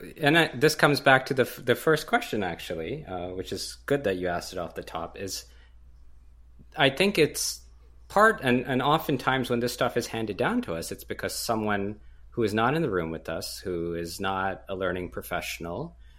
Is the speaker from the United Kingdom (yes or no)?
no; Canada; I'm Canadian, so I'll say Z.